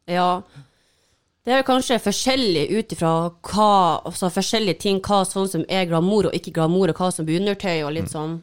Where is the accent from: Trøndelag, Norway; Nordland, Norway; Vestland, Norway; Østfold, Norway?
Nordland, Norway; Mo i Rana; now in Oslo, Norway; jeg er hjemme på Mo